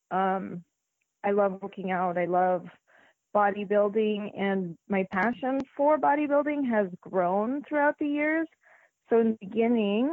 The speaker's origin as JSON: {"language": "English", "town": "Las Vegas", "region": "Nevada", "country": "United States", "tie": "born or raised there", "also_born_or_lived": "Philippines", "said": "Las Vegas is my home. I was born here, born and raised in Las Vegas"}